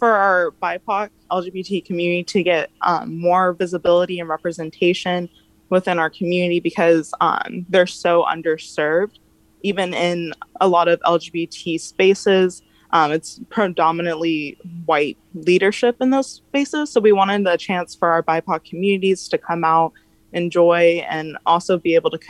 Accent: Escondido, California, United States; Well, I grew up here in Escondido, and it definitely has always been very conservative.

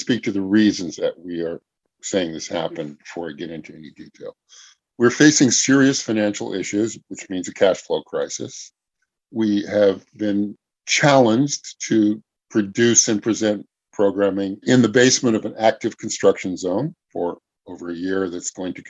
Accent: California, United States; I was born and raised in San Diego County.

